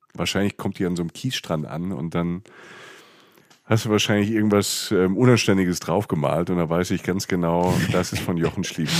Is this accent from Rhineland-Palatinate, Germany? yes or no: yes; Rhineland-Palatinate, Germany; also da wo ich herkomme, in der, in der Pfalz